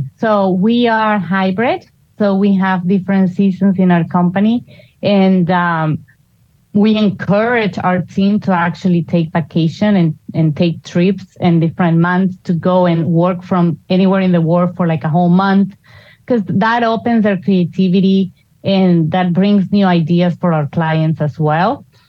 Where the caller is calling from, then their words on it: Cinque Terre, Liguria, Italy; I'm actually calling you from Cinque Terre, Italy.